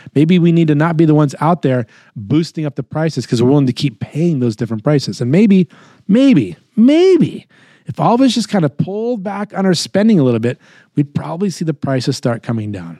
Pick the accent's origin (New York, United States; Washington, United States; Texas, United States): New York, United States; I am born and raised in New York. Uh, in my core, I'm a New Yorker.